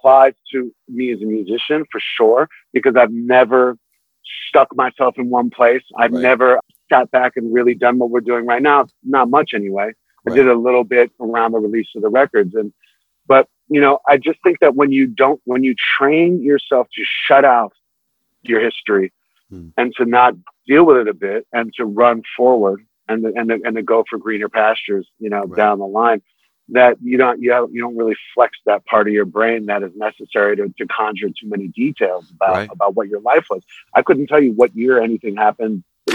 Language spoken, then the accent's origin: English; New York City, New York, United States; also born or lived in Manhattan, New York; I moved to Brooklyn when I was 6 from Manhattan